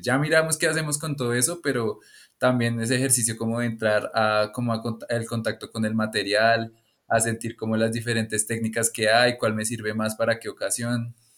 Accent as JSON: {"language": "Spanish", "region": "Bogotá", "country": "Colombia", "lives_now": "Tabio, Colombia", "said": "soy de Bogotá, Colombia"}